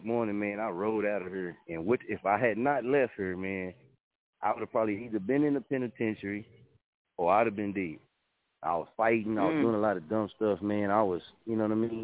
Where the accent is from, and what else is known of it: Muskogee, Oklahoma, United States; born or raised there; moved away as an adult; also born or lived in Wichita, Kansas; now in Chicago, United States